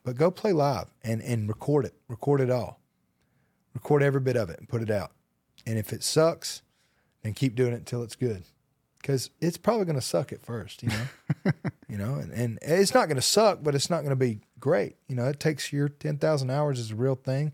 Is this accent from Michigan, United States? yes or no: no; Hokes Bluff, Alabama, United States; I'm from Alabama